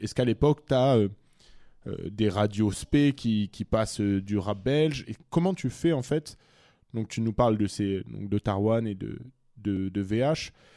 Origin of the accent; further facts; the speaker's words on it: France; moved away; also born or lived in Brussels; je suis français